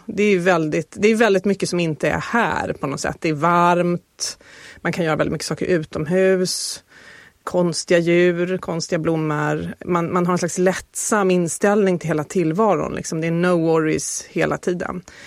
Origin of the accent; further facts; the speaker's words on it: Sweden; som svensk